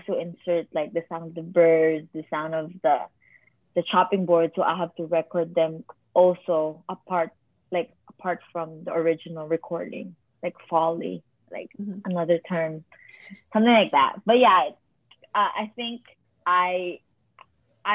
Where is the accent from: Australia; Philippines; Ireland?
Philippines; now in Canada; a Filipino who immigrated here